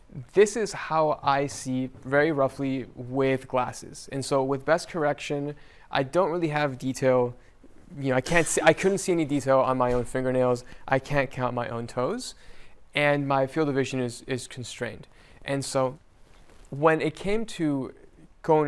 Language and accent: English; El Salvador; moved away; I was born in El Salvador